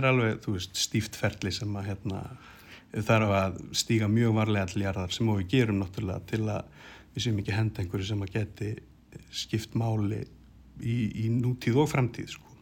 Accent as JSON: {"language": "Icelandic", "town": "Keflavík", "region": "Southern Peninsula", "country": "Iceland", "said": "ég er semst úr Keflæk"}